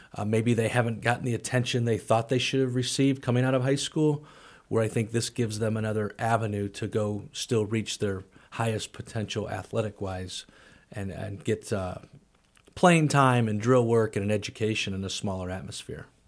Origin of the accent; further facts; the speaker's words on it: St. Louis, Missouri, United States; moved away as an adult; also born or lived in Springfield, Missouri; now in Danville, United States; growing up in Saint Louis